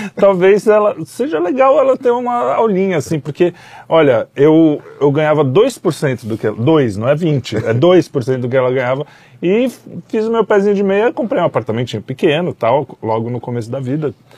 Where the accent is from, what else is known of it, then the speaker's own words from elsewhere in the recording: São Paulo, Brazil; sou paulista